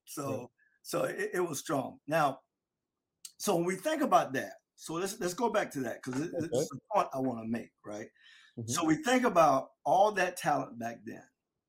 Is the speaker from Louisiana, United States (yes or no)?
no; Delray Beach, Florida, United States; growing up in Delray.